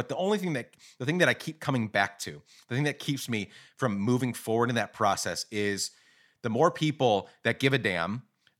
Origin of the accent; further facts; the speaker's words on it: Guatemala; also born or lived in Rochester, United States; I grew up in Guatemala. I've lived, I was born in New York, Rochester, New York, right down the road from Ithaca.